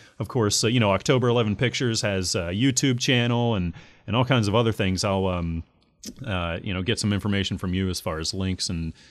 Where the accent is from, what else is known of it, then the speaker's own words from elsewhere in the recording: United States; I'm an American